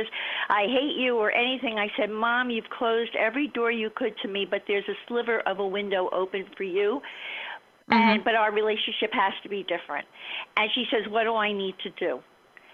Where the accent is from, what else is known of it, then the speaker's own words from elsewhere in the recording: Miami, Florida, United States; I grew up in Miami.